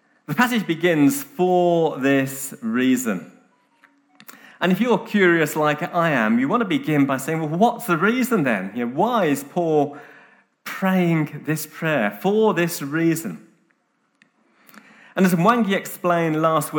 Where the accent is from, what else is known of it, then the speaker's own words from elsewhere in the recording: United Kingdom; now in Nairobi, Kenya; I'm British